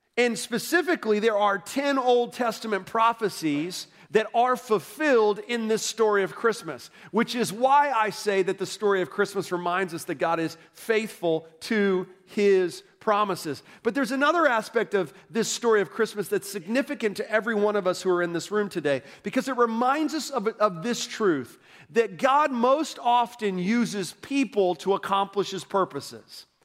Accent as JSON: {"language": "English", "town": "Orlando", "region": "Florida", "country": "United States", "said": "I'm from Orlando"}